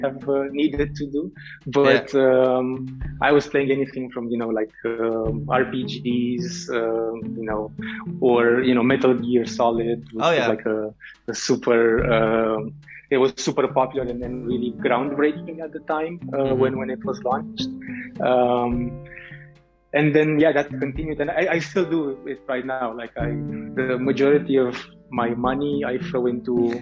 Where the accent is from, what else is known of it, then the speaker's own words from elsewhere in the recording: Bucharest, Romania; I grew up in Romania, in Bucharest, the capital city of Romania